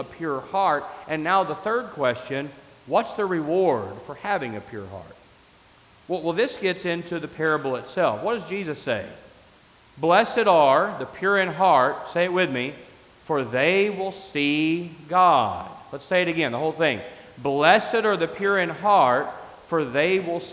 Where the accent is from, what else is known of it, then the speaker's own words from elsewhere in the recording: West Texas, United States; Growing up in West Texas